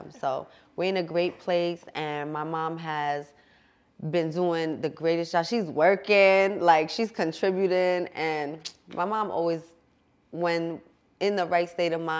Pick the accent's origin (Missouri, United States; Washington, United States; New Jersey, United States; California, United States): New Jersey, United States; Jersey City; also born or lived in Bergen County, New Jersey; I come from Jersey City, grew up in Conneaut, grew up in Bergen County, so I kind of bounced all over